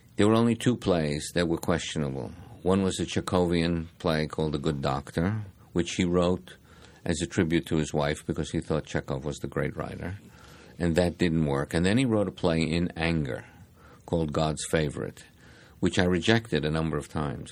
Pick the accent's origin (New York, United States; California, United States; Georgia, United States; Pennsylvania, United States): New York, United States; New York City; I grew up in the Bronx, uh, a New York kid